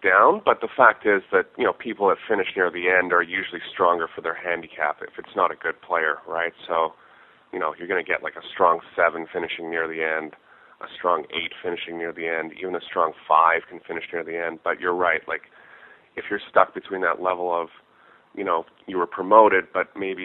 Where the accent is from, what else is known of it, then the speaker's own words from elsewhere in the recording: Canada; it's one of the perks of being Canadian.